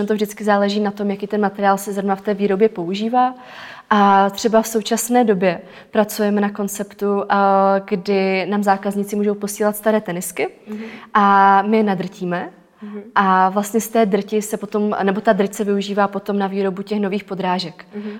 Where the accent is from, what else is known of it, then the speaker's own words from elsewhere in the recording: Czechia; u nás v Čechách